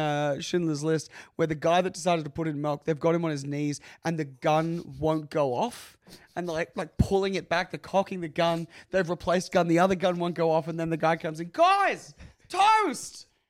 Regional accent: Australia; And we are Australian.

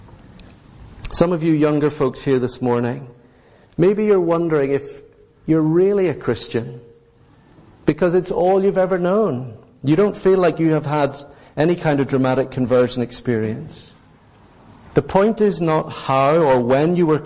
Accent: Northern Ireland, United Kingdom; growing up in Northern Ireland when the Troubles were still raging in the land

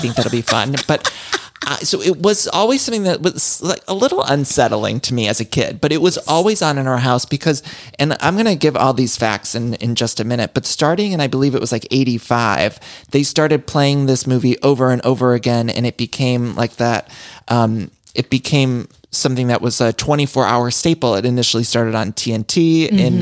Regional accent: Cleveland, Ohio, United States; my hometown, Cleveland, Ohio

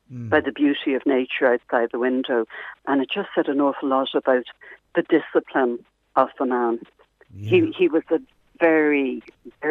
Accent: Ireland; I'm an Irish Catholic

